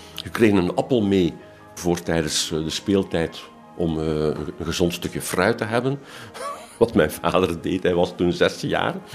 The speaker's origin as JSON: {"language": "Dutch", "town": "Ghent", "region": "Flanders", "country": "Belgium", "tie": "born or raised there", "said": "Ik ben geboren en getogen in Gent."}